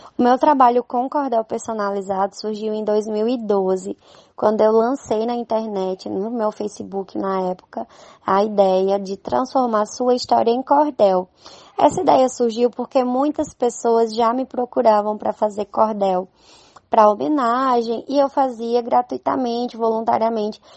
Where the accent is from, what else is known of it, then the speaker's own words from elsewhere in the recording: Campina Grande, Paraíba, Brazil; accent: Northeastern (nordestino); quanto ao meu sotaque, que ele é bem característico, né, aqui do Nordeste